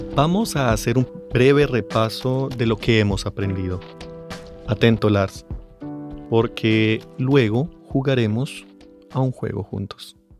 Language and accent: Spanish; Bogotá, Colombia; mis padres ahora viven en Bogotá, yo nací en la capital y ahí la gente usa tú más que usted